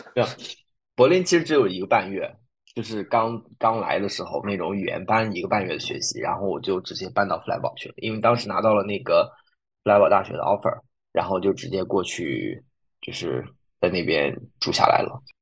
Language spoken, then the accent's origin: Chinese; China; moved away as an adult; also born or lived in Freiburg, Germany; 我们就是中国人